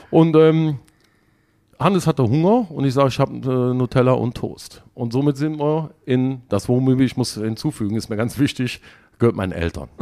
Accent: Erkelenz, North Rhine-Westphalia, Germany; ich komme aus Erkelenz, also um euch mal irgendwie zu sagen, wo es so ungefähr liegt, zwischen Düsseldorf, Aachen und Köln

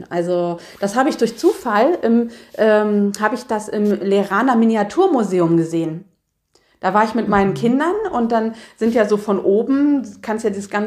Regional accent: East Germany, Germany; Ich bin ja eigentlich ein, ich komme ja aus dem Osten eigentlich

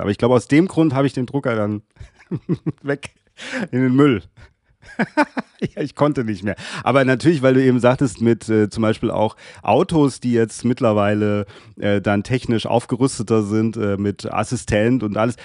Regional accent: Darmstadt, Hesse, Germany; Ich bin ja Südhesse.

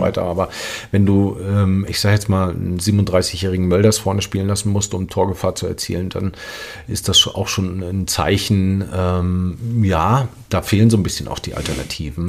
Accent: Rostock, Mecklenburg-Vorpommern, Germany; wenn du zu Hause spielst in Rostock ähm, und ich kenne meine Heimatstadt

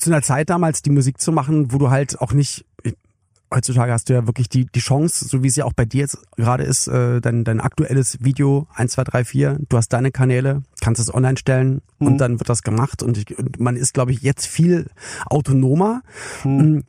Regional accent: Berlin, Germany; ich komme ja aus West-Berlin

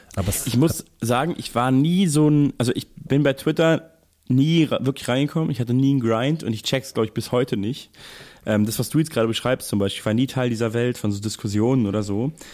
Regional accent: Germany; als Deutscher

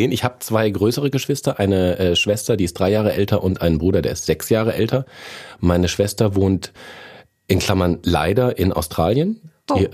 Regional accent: Lorsch, Hesse, Germany; moved away; also born or lived in Fürth, Bavaria; Ich bin in Fürth, Bayern geboren. Das ist im Frankenland. Da habe ich aber nie gewohnt. Ähm, ich bin in Hessen aufgewachsen, Südhessen, und tatsächlich Lorsch an der Bergstraße, nicht zu verwechseln mit Lorch am Rhein, ist äh, mein, mein Heimatort, wenn du so willst.

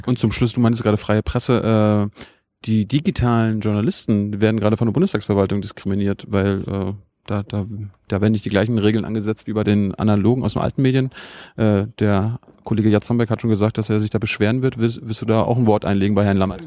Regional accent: Mecklenburg-Vorpommern, Germany; Ich komme aus Mecklenburg, da haben wir, äh, wenn ich da zu Hause bin

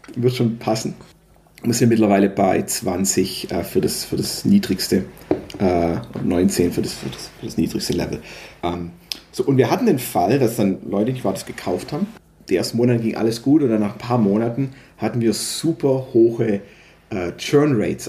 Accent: Stuttgart region, Baden-Württemberg, Germany; Ich bin äh, aus der Region Stuttgart

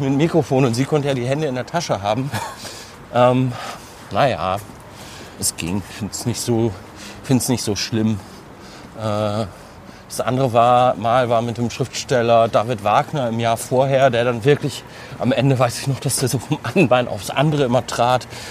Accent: Bielefeld area, North Rhine-Westphalia, Germany; moved away; also born or lived in Cologne; Ich komme ja aus der Ecke

